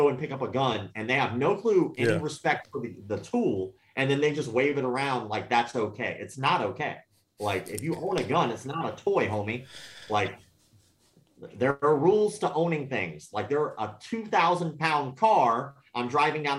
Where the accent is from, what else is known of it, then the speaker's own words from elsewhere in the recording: the South, United States; I grew up in the South